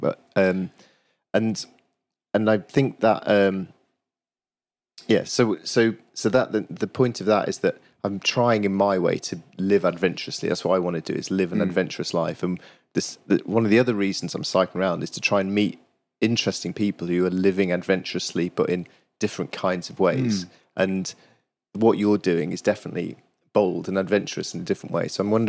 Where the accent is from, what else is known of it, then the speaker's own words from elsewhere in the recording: Yorkshire and the Humber, United Kingdom; It's one of the reasons that I'm spending a month cycling around Yorkshire is that I grew up in Yorkshire